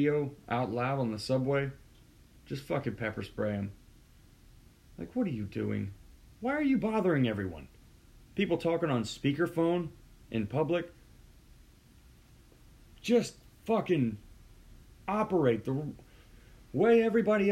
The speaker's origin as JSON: {"language": "English", "town": "Houston", "region": "Texas", "country": "United States", "moved": "yes", "said": "I'm from Houston"}